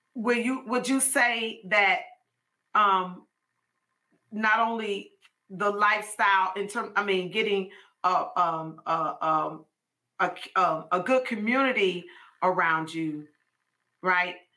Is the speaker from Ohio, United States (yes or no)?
no; Chicago, Illinois, United States; now in Georgia, United States; we're from Chicago, and so Inez was the last one of us to move from Chicago to Georgia